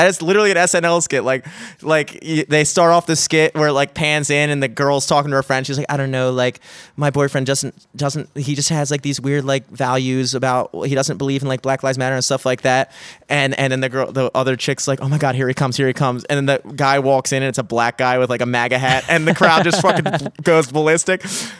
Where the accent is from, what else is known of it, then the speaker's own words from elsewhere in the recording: Parkville, Maryland, United States; also born or lived in Greenmount; I was born on Greenmount and then like in like the hood, and then my parents just like got like worked really hard, and then they bought a house in Parkville and sent me to like I went to school in like Parkville and stuff like that.